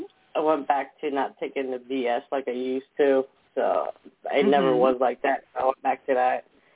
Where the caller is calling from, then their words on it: New Jersey, United States; from New Jersey.